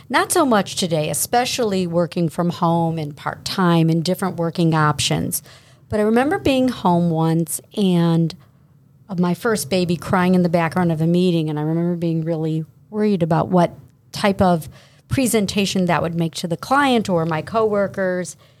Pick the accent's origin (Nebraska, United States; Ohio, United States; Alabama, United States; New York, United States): Ohio, United States; South Euclid; born and raised in South Euclid, went to Brush High School.